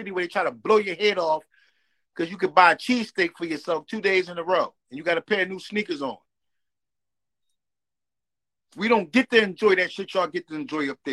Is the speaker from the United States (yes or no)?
yes; Philadelphia, Pennsylvania, United States